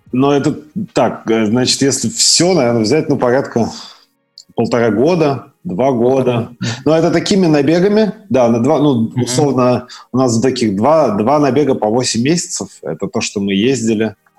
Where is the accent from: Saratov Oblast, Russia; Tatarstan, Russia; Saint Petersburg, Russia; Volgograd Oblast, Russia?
Tatarstan, Russia; Nizhnekamsk; also born or lived in Severodvinsk, Arkhangelsk Oblast / Sochi / Israel; я родом город Северодвинск, это Архангельская область, это Белое море. А вырос э, я в городе Нижнекамск